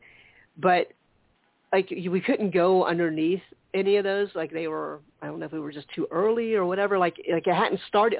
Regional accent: Charleston, United States; moved away; the Charleston area, back my hometown area

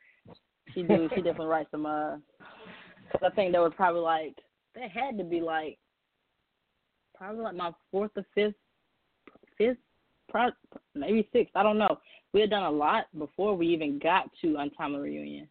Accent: Greenville, South Carolina, United States; I'm actually from Greenville, South Carolina

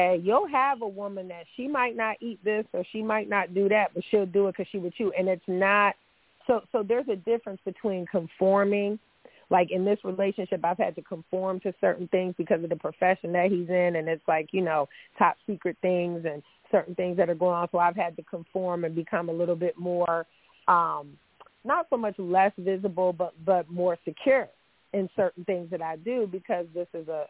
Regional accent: the North, United States; I'm from the North

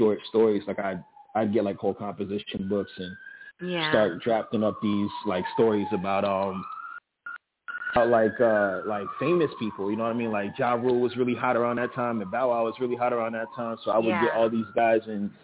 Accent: Miami, Florida, United States; Born and raised Miami, Florida, 1990

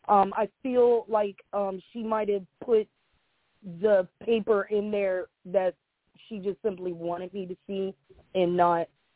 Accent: Franklin County, Ohio, United States; growing up in Franklin County Children's Services

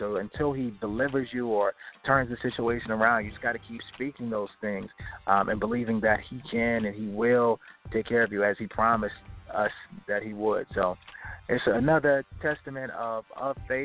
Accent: Baltimore, Maryland, United States; now in Richmond, United States; Baltimore, definitely my hometown, born and raised

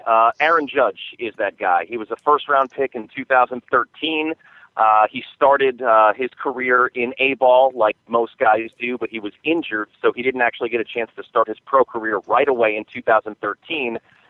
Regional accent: New Jersey, United States; moved away as an adult; now in Fresno, United States; I'm actually from New Jersey, not New York. I grew up 50 miles outside of New York City, and both my parents are from New York. So I'm technically from New Jersey

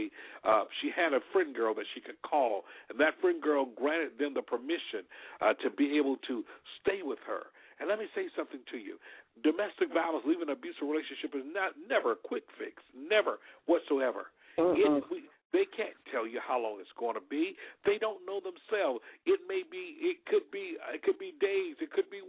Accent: Alabama, United States; We grew up together in Alabama

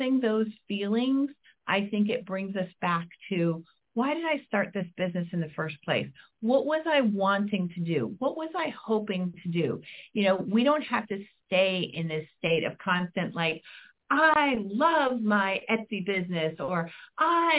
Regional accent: Midwest, United States; I'm from the Midwest

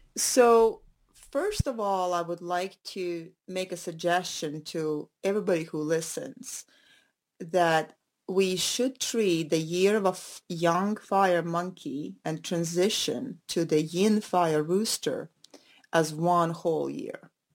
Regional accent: Latvia; moved away; I'm originally from Latvia, and our Latvian roots

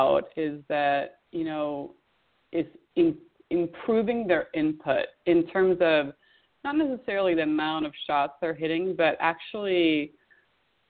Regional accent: Sweden; moved away; growing up in Sweden in the wintertime

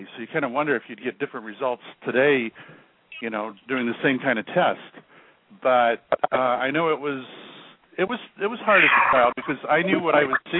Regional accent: Florida, United States; moved away as an adult; also born or lived in Salem, Massachusetts; I was born in Florida. However, the military took me to the Boston area. And of all places, I ended up in Salem, Massachusetts.

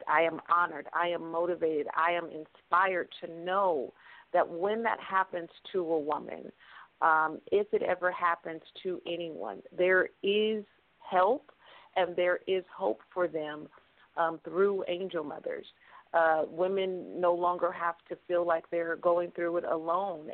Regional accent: Stockton, California, United States; Stockton, California, my hometown

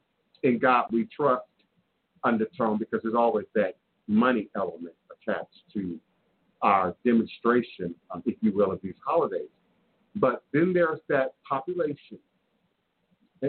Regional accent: Washington, District of Columbia, United States; growing up in Washington, D.C. in the 1970s

